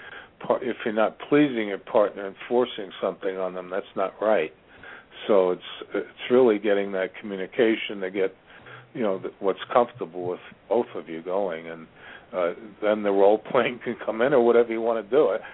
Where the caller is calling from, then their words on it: Ashland, Virginia, United States; The center of the universe. Ashland, Virginia.